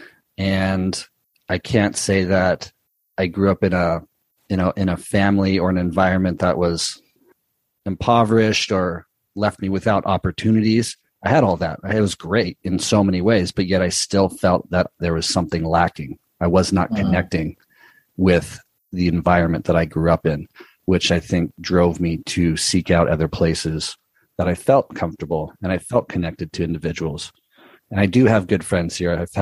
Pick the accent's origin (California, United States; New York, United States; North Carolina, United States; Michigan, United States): California, United States; Southern; growing up in Southern California, being around and so close to Hollywood